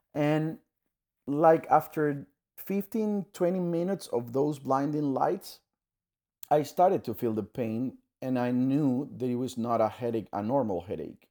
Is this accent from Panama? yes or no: yes; Panama; I'm from Panama, Central America